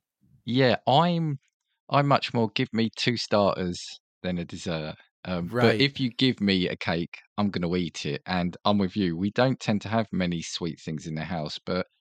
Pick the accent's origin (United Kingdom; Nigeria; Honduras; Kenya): United Kingdom; being a Brit